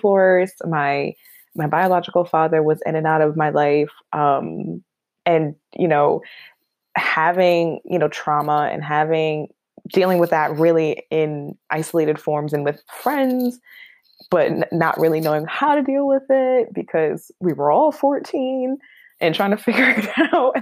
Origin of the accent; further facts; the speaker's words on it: Buffalo, New York, United States; now in Albany, United States; I am born and raised in Buffalo, New York. Go Bills. I always got to represent my hometown. But I hail now from the Capital Region in New York, in Albany